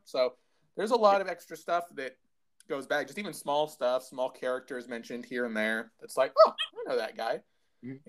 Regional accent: United States

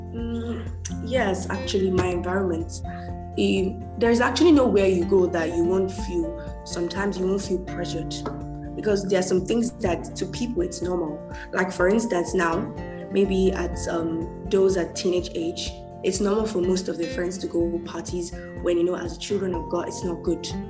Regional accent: Nigeria; I'm Nigerian

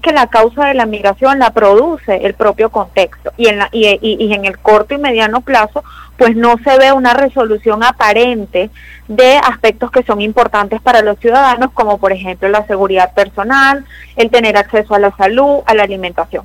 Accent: Venezuela; como venezolana

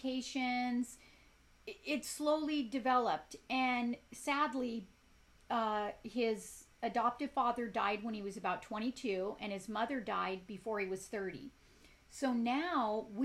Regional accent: Compton, California, United States; also born or lived in South Gate, California / Ireland; I grew up in Compton. I grew up in Southgate

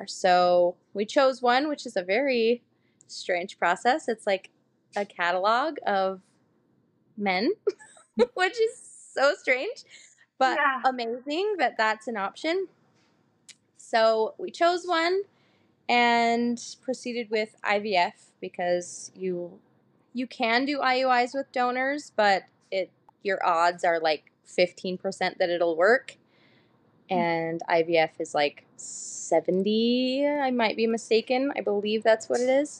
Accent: Utah, United States; I'm from Utah, born and raised

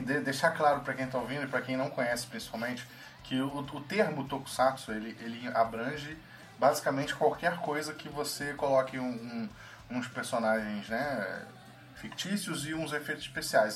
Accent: Rio de Janeiro, Brazil; nós todos somos cariocas

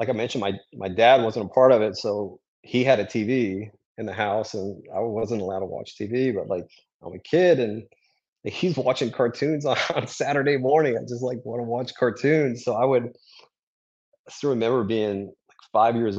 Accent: Durham, North Carolina, United States; also born or lived in France; we moved to North Carolina when I was four

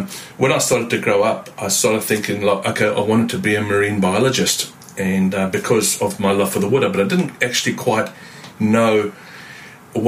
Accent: Zimbabwe; moved away as an adult; now in New Zealand; I've been in New Zealand for the last 26 years, but I'm formerly born and bred in Zimbabwe

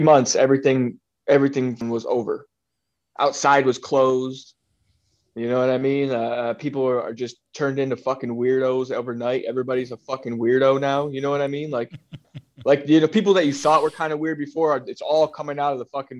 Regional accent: South Florida, United States; also born or lived in Michigan; I grew up in South Florida. I grew up in between. So, I was born in Michigan, and then um, you know I spent time in Michigan as a youth, but I, mostly I spent most of my time in Florida.

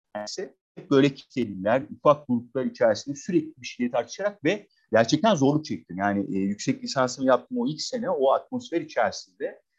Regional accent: Adana, Turkey; moved away as an adult; also born or lived in Istanbul / Denmark; 1977'de Adana'da doğdum. Adanalı e, bir e, aile. E, şehirde doğdum, büyüdüm. E, 18 yaşına kadar e, bu şekilde geçti.

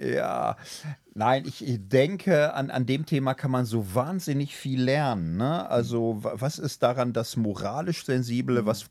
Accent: Gelsenkirchen, North Rhine-Westphalia, Germany; ich komme aus Gilsenkirchen, bin da in einem Hochhaus groß geworden

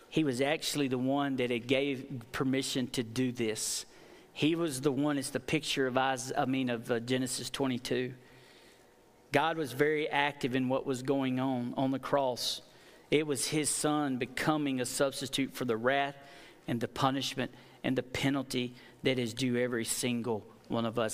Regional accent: United States; I am from Fayette County

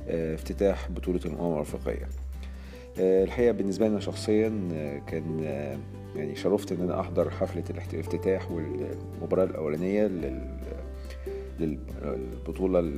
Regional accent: Egypt; لو انا بتكلم بما اني مصري بتكلم ان انا مهتم طبعا ان الفريق المصري او المنتخب المصري يفوز بالبطوله

